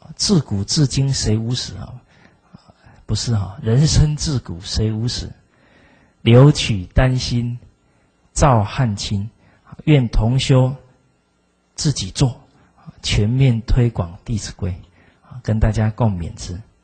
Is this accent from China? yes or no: no; Zuoying, Kaohsiung, Taiwan; 我来自左营